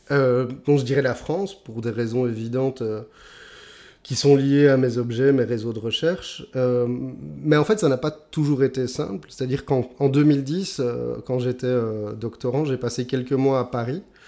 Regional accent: Belgium; chez nous, en Belgique

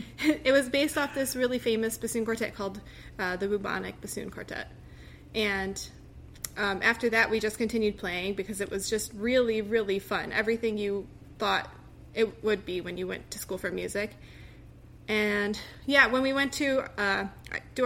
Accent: Buffalo, New York, United States; moved away as an adult; also born or lived in Rochester, New York / Connecticut; now in Washington, D.C., United States; I grew up in Buffalo, New York

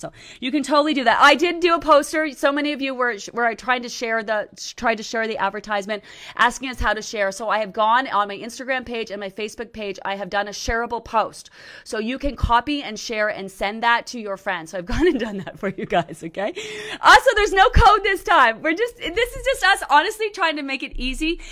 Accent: Canada; I'm Canadian, okay? I'm Canadian.

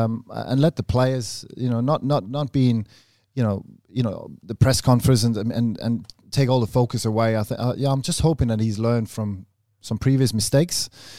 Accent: Australia; I'm Australian, mate.

